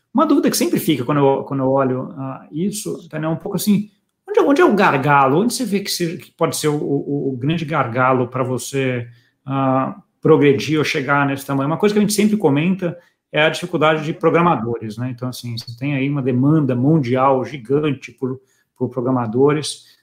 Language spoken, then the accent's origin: Portuguese; Brazil; eu, como brasileiro